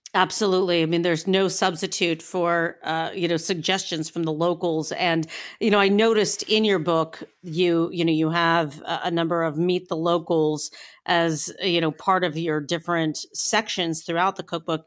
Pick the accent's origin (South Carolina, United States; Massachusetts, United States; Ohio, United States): Ohio, United States; Northeastern; I come from Northeastern Ohio